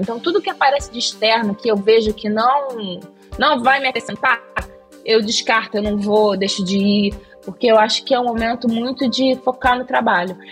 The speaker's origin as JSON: {"language": "Portuguese", "region": "Rio de Janeiro", "country": "Brazil", "tie": "born or raised there", "also_born_or_lived": "Méier, Rio de Janeiro", "said": "Minha primeira infância foi na Tijuca"}